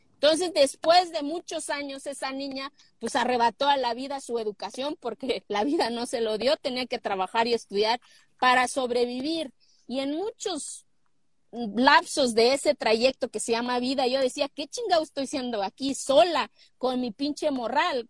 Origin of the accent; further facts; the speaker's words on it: Oaxaca, Mexico; moved away; cuando tenía 27 años quise ser presidenta municipal de mi pueblo.